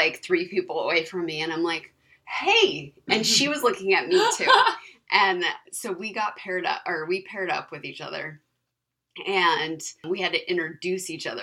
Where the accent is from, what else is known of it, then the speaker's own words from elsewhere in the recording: California, United States; I was raised in California